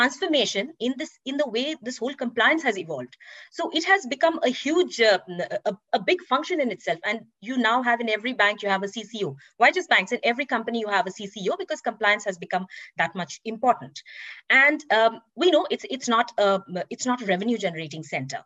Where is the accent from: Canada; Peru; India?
India; moved away as an adult; also born or lived in New York / London / Singapore / Frankfurt; I was born and raised in India, and I started my career in India as well